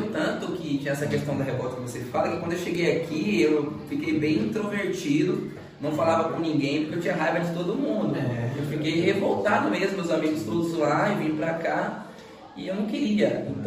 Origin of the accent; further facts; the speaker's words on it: Northeast Region, Brazil; Eu sou nordestino mesmo, defendo a bandeira.